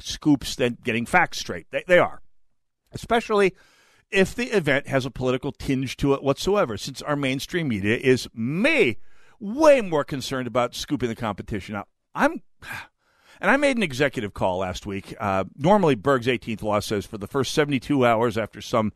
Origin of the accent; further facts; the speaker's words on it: North Dakota, United States; also born or lived in Foster County, North Dakota; now in Minnesota, United States; my home state of North Dakota